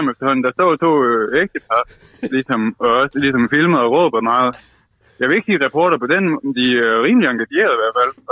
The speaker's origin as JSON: {"language": "Danish", "town": "Vejle", "region": "Southern Denmark", "country": "Denmark", "said": "det spillede vi ikke der, hvor jeg kommer fra."}